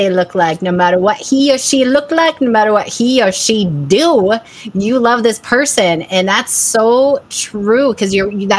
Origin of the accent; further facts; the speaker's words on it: Boulder, Colorado, United States; I'm from Boulder, Colorado.